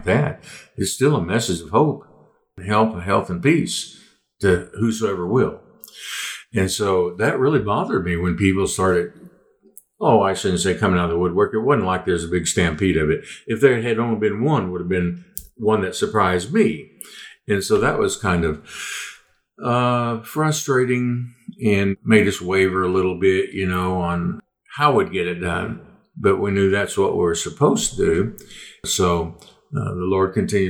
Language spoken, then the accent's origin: English; Arlington, Texas, United States; I grew up down in Arlington, Texas